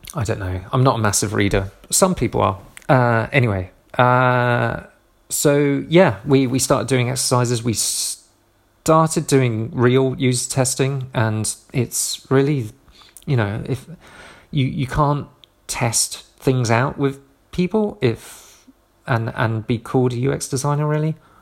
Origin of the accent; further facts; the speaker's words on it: Southampton, South East England, United Kingdom; moved away; moved down to Southampton, um, my hometown